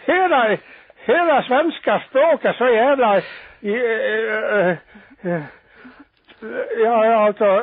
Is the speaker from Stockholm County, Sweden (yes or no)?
no; Dalarna County, Sweden; Jag är själv ifrån Dalarna, men jag säger jag kan svenska